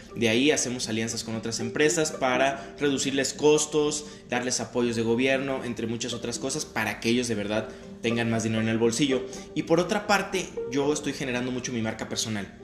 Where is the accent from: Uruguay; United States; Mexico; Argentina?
Mexico; yo sentirme como mexicano